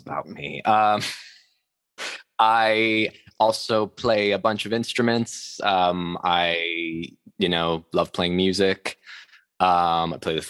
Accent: Long Island, New York, United States; now in New York City, United States; I came from Long Island

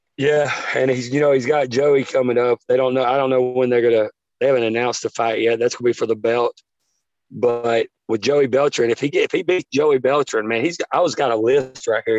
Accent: Taft, Tennessee, United States; we're from Taft, Tennessee

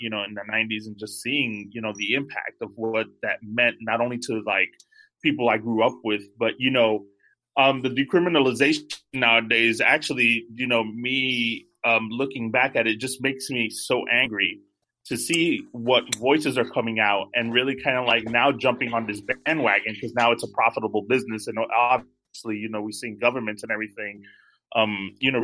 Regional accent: New York, United States; I'm from the East Coast, so I'm from New York

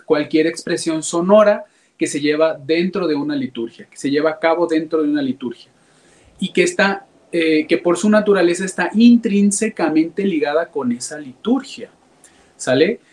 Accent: Guadalajara, Jalisco, Mexico; Soy originario aquí de Guadalajara, Jalisco

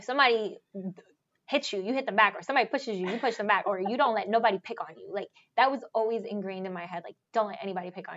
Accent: New York City, New York, United States; I'm from the Bronx

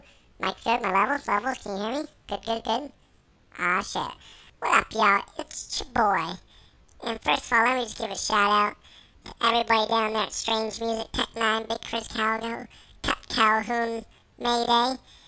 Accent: Inglewood, Ontario, Canada; Oh, man, you know, I'm from Inglewood, Ontario, born and raised. Inglewood, up to no good.

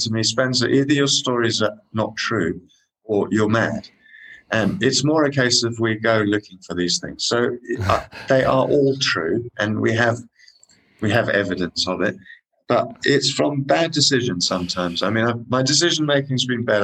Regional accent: Kenya; I was born in Kenya

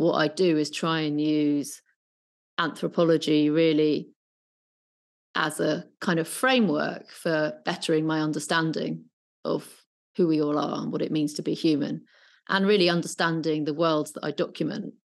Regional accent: Brighton, South East England, United Kingdom; now in London, United Kingdom; I was brought up in Brighton

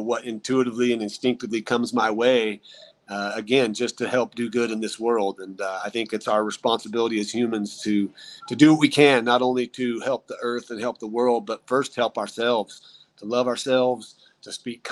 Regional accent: Idaho, United States; moved away; That's a near and dear place to me. That's my home state.

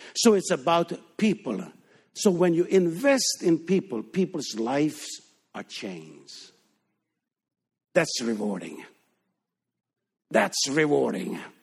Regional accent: Denmark; English is a second language; moved away as an adult; we are born and raised in Denmark, but we left Denmark in nineteen sixty-nine.

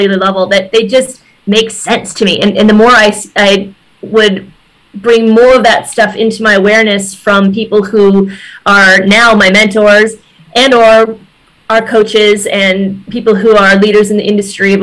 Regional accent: Wisconsin, United States; moved away as an adult; also born or lived in San Francisco, California / Beverly Hills, California; I recently relocated back to my home state of Wisconsin

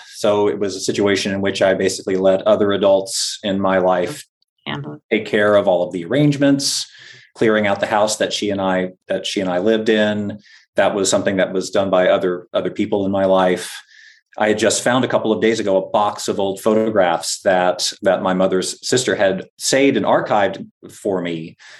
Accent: Florida, United States; moved away as an adult; now in Boston, United States; And so I grew up in Northwest Florida, went to college at Florida State University in North Florida, and then got married and moved up to the Boston area for graduate school.

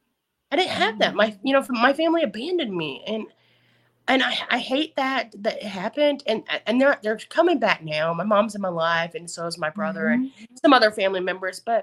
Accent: the South, United States; accent: Southern; my Southern accent comes

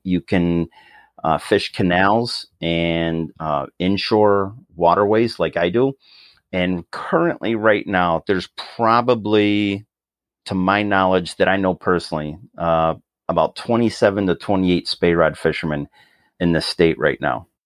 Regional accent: Rochester, New York, United States; moved away as an adult; now in Orlando, United States; I grew up in, uh, a city called Rochester in, uh, West, Western New York

